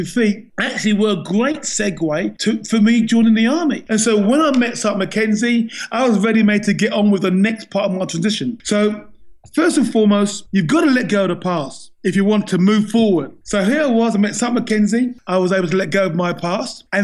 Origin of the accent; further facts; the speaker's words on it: England, United Kingdom; I was born and bred in England